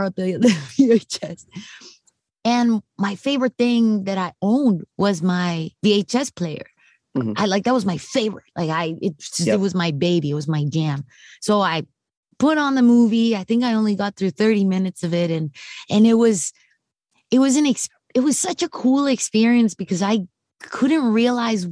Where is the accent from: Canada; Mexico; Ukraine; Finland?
Mexico; I'm from Mexico. So I'm as Mexican as it gets